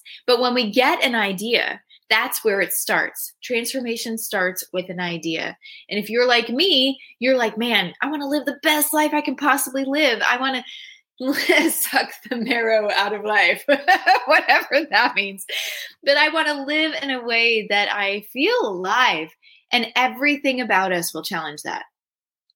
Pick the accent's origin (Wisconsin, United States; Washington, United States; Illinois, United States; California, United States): California, United States; San Diego; I'm from San Diego.